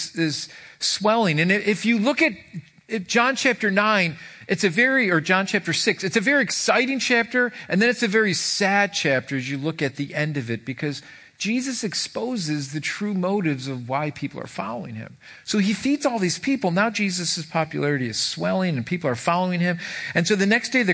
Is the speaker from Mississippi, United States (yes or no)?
no; Irondequoit, New York, United States; I grew up in Irondequoit